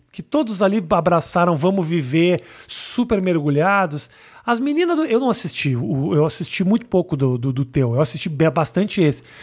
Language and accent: Portuguese; Rio Grande do Sul, Brazil; moved away; quando eu era moleque, por exemplo, no Rio Grande do Sul